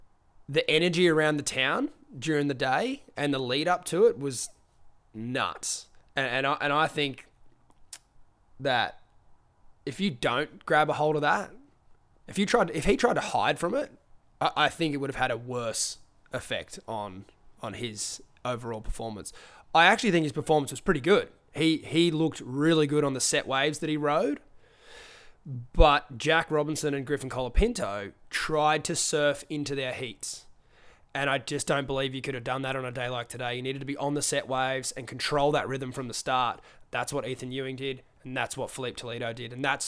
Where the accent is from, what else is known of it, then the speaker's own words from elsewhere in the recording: New Zealand; I'm actually a Kiwi.